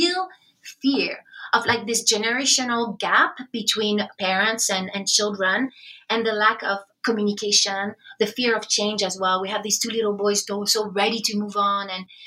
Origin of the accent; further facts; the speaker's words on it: France; moved away as an adult; now in United States; I'm from France. I came to BYU